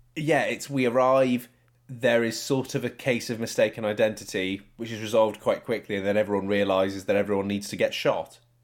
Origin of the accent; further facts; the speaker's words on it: Cyprus; growing up in England or Cyprus where I was